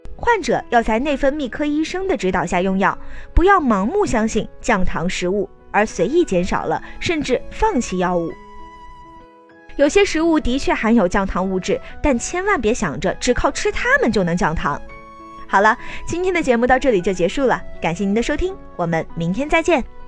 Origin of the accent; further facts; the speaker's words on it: China; 我们中国人讲究吃